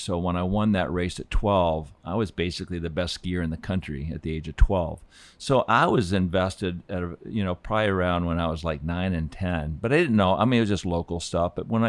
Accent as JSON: {"language": "English", "town": "Laramie", "region": "Wyoming", "country": "United States", "tie": "born or raised there", "also_born_or_lived": "Fort Collins, Colorado / Aspen, Colorado", "said": "I was born in Fort Collins, Colorado. And then we grew up in Laramie for about 7 years before, or 6 years before we moved to Aspen. But I was born in Colorado."}